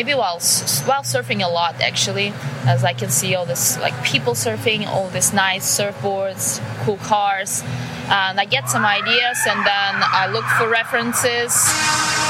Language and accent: English; Moscow, Russia; moved away as an adult; also born or lived in Bali; now in Los Angeles, United States; I'm from Russia, Moscow, and I was born there and now live in Los Angeles, California